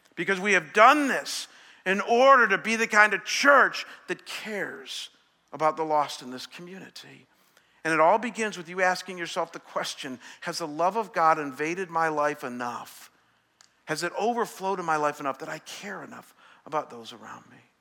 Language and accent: English; Chagrin Falls, Ohio, United States; moved away; my hometown this morning, Chagrin Falls